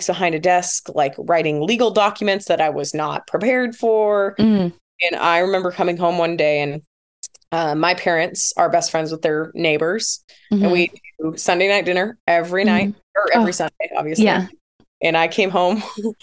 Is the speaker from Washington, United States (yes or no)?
yes; Tacoma, Washington, United States; also born or lived in Fresno; I was born and raised here in Tacoma. My parents still live in the same house that I grew up